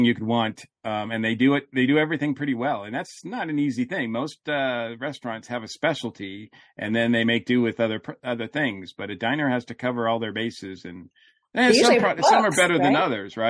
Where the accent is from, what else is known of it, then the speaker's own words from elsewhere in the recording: Massachusetts, United States; I grew up in Massachusetts